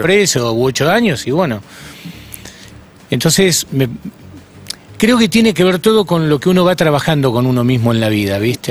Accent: Buenos Aires, Argentina; yo me crié en Flores. Flores es un barrio donde había y hay mucha prostitución, o sea que desde pibito vi toda esa escena.

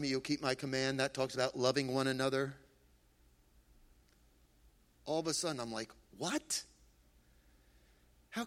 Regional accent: Freehold, New Jersey, United States

